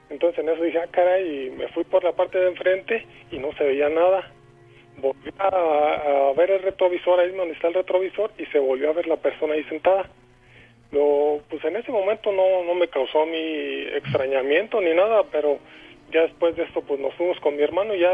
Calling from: Guanajuato, Mexico; Este, de Guanajuato.

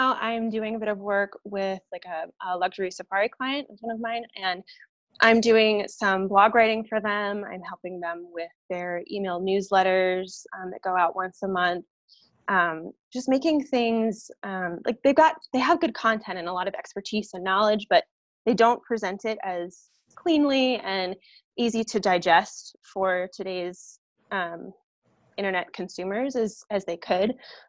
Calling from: Denver, Colorado, United States; I am joining you from Denver, Colorado.

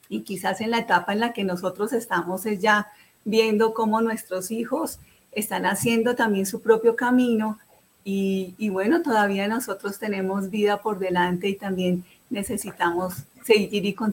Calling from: Bogotá, Colombia; Bueno, yo soy aquí compatriota de Juan Carlos, yo estoy en Colombia, estoy en Bogotá, en Bogotá

